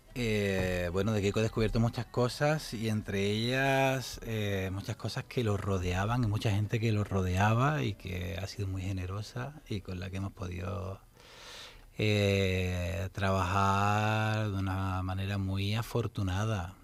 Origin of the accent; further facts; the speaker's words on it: Los Palacios y Villafranca, Andalusia, Spain; yo soy de pueblo, soy de los Palacios, de un pueblecito ahí cercano a Sevilla